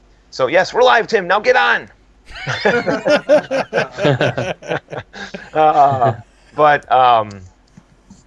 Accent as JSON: {"language": "English", "country": "United States", "said": "us Americans"}